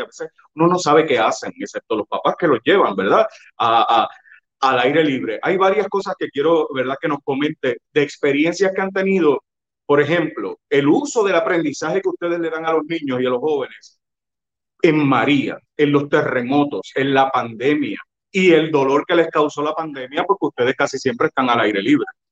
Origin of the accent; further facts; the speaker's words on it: Yauco, Puerto Rico; also born or lived in Ponce; Yo, aunque yo nací en Ponce, claro, me movieron de Ponce al, día siguiente o dos días después para Yauco